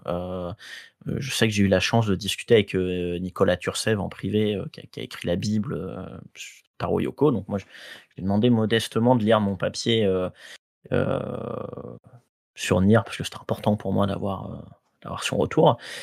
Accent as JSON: {"language": "French", "country": "Guadeloupe", "tie": "born or raised there", "said": "j'ai grandi en Guadeloupe"}